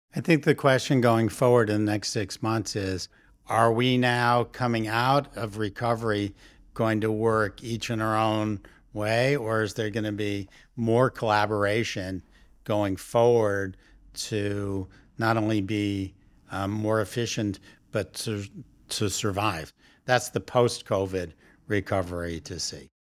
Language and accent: English; New York, United States; as a New Yorker